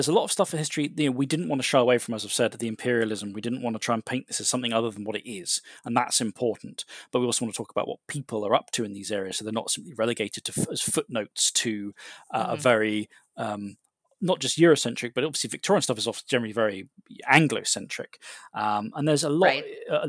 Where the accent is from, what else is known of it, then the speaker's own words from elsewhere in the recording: Thailand; born there; I was born in Thailand, so I tend to look out for whether games mention Thailand